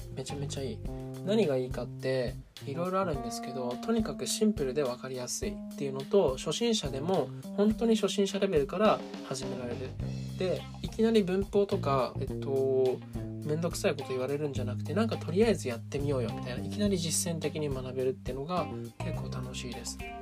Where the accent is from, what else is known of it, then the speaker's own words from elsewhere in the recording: Japan; 僕はですねずっと日本で生まれ育ってる